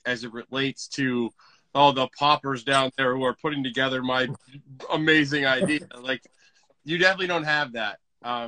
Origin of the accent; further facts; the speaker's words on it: Kansas, United States; moved away; I grew up in Kansas.